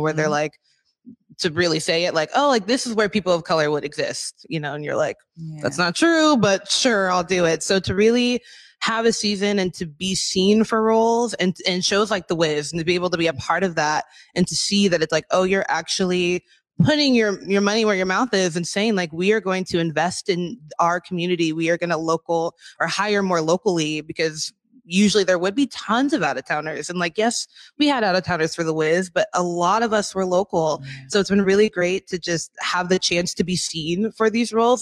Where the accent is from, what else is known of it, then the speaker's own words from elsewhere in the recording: Des Moines, Washington, United States; I'm a born and raised in Washington oh, from the South, from Des Moines, Kent area.